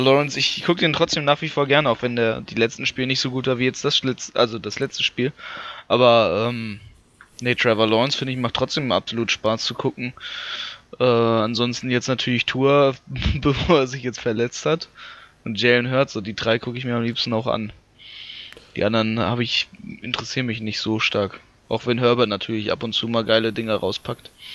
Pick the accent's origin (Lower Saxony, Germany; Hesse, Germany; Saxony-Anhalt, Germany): Lower Saxony, Germany; ich bin Niedersachse.